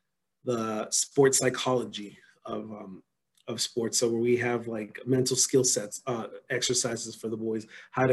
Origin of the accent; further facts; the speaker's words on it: Los Angeles, California, United States; moved away as an adult; now in Philadelphia, United States; I'm originally from Los Angeles, California